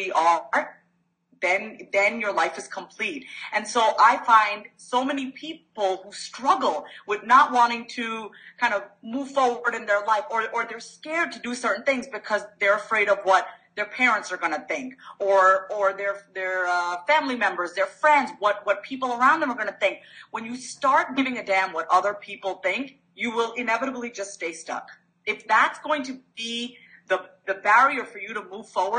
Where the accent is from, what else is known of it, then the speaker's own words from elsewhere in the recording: New York, United States; I am a New Yorker. Mm-hmm. By birth, born and raised New Yorker.